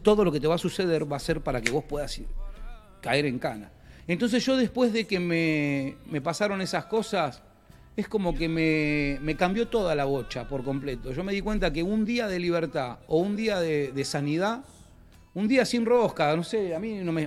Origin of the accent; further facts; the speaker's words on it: General Cabrera, Córdoba, Argentina; un grupo que somos de General Cabrera, de Córdoba